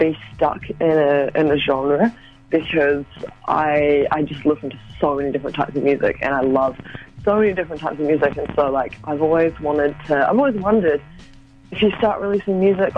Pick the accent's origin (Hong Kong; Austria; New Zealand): New Zealand; Auckland; I'm from West Auckland.